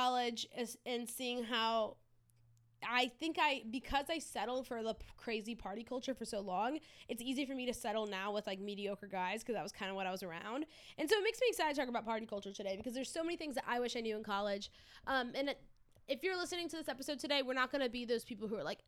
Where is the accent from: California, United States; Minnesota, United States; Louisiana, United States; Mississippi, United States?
Louisiana, United States; South; I grew up in South Louisiana, where alcohol was rampant